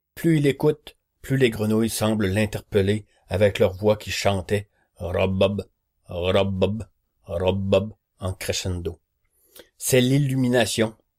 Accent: Quebec, Canada; accent: Québécois; Vous reconnaîtrez probablement à mon accent, oui oui, je suis québécois

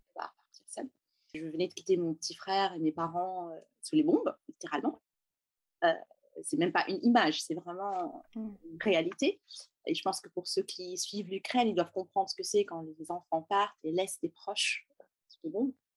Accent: Beirut, Beirut Governorate, Lebanon; first language French and Arabic; moved away as an adult; now in France; je suis née et j'ai grandi à Beyrouth, au Liban, pendant la guerre

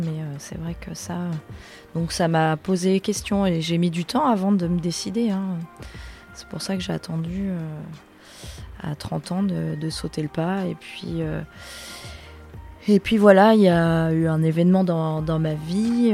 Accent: Le Vaudreuil, Normandy, France; also born or lived in Rouen / Lille; je viens du Vaudreuil, donc primaire au Vaudreuil et après je suis allée euh, au lycée à Val d'Oreuil.

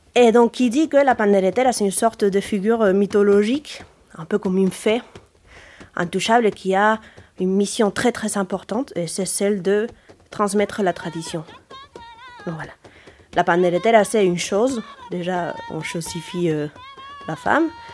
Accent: Asturias, Spain; French is a second language; moved away as an adult; now in Brittany, France; je suis née euh, aux Asturies

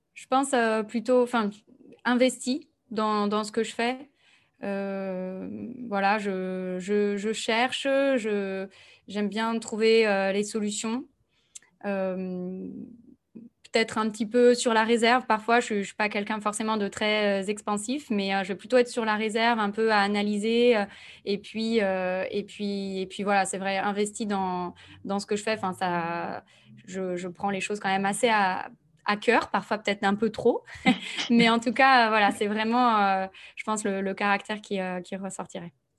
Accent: Nantes, Pays de la Loire, France; moved away as an adult; also born or lived in Bordeaux; now in Toulouse, France; je suis née à Nantes et j'ai fait un petit passage par Bordeaux

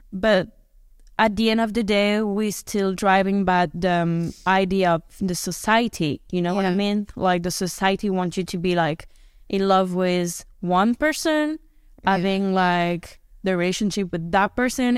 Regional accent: France; because I'm from Europe, I'm from France

